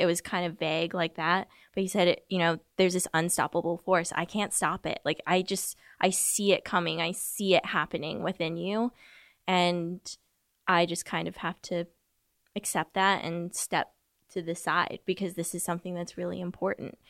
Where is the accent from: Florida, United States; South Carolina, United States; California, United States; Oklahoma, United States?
California, United States; Southern; I grew up in Southern California, about forty miles southeast of L